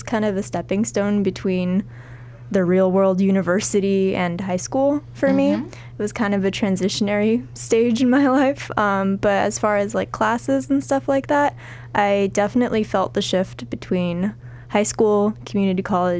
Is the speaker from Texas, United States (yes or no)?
no; Southern California, United States; also born or lived in Glendale / Sun Valley / Shadow Hills / La Crescenta; I come from Southern California. I've lived here all my life, but I moved around a lot when I was younger, especially in elementary school. So I've been around a lot of places. And I've lived in Burbank for about the past 10 years.